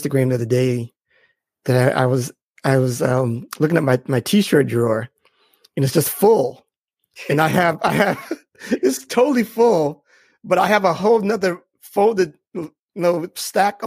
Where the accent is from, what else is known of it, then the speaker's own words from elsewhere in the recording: Boston, Massachusetts, United States; I'm from Boston